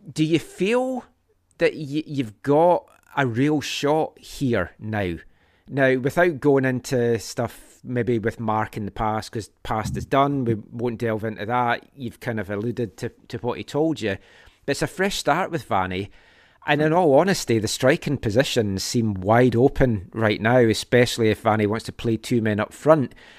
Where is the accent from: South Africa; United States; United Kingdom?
United Kingdom; Scotland; now in Vancouver, Canada; growing up in Scotland.